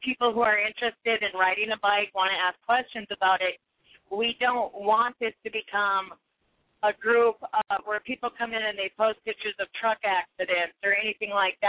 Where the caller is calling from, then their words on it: North Dakota, United States; The middle of nowhere, North Dakota.